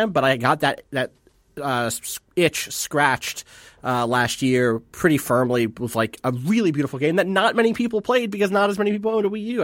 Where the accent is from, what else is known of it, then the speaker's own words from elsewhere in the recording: New Jersey, United States; I'm from New Jersey. I'm from the East